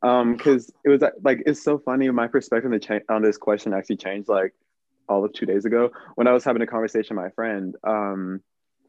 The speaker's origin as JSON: {"language": "English", "town": "Pearland", "region": "Texas", "country": "United States", "tie": "born or raised there", "also_born_or_lived": "Cypress, Texas", "said": "I moved from Cypress, Texas to Pearland, Texas, which is literally just on the other side of Houston from each other"}